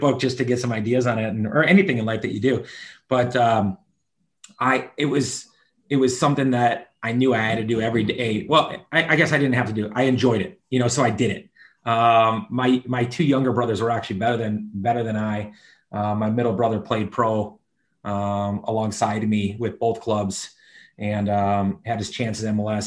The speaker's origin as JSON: {"language": "English", "town": "Milwaukee", "region": "Wisconsin", "country": "United States", "tie": "born or raised there", "moved": "as an adult", "lives_now": "Charlotte, United States", "said": "I grew up in Milwaukee, Milwaukee, Wisconsin."}